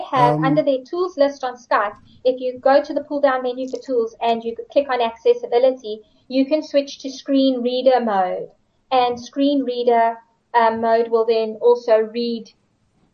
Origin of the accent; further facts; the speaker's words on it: George, Western Cape, South Africa; my hometown of George